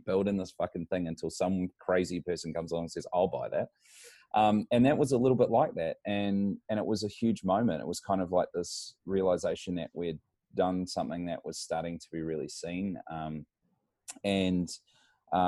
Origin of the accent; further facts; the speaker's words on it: New Zealand; moved away as an adult; now in Brisbane, Australia; I come from New Zealand, but I find myself living here in Brisbane, Australia